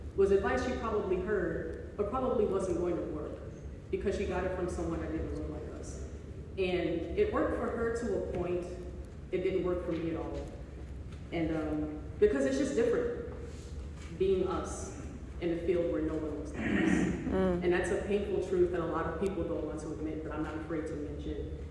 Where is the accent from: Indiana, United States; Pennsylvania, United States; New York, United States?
New York, United States; New York City; I'm from Far Rockaway